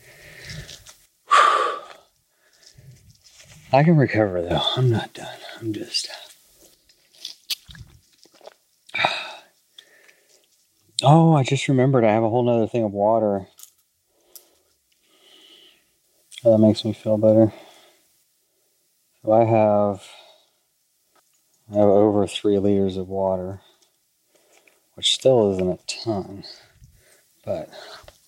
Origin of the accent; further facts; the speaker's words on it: Texas, United States; I grew up in Texas